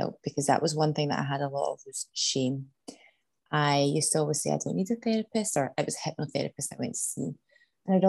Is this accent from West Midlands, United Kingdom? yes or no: no; Scotland, United Kingdom; moved away as an adult; also born or lived in Canada; back home to my hometown in Scotland